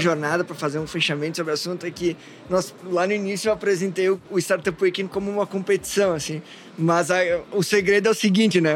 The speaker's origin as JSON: {"language": "Portuguese", "area": "Taquari Valley", "region": "Rio Grande do Sul", "country": "Brazil", "also_born_or_lived": "Porto Alegre", "said": "Eu venho da, da região do Vale Taquari e fui para Lajado"}